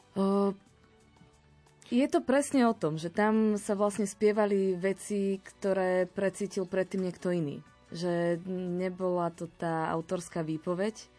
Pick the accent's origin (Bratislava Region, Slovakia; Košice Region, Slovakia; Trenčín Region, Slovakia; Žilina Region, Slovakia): Trenčín Region, Slovakia; Púchov; moved away as an adult; now in Banská Bystrica, Slovakia; Pochádzam z Púchova, ale študovala som teda a žijem a pracujem tu v Banskej Bystrici.